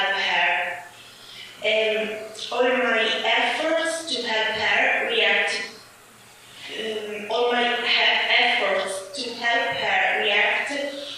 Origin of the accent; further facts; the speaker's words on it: Syracuse, Sicily, Italy; English is a second language; I was born in Siracusa, Sicily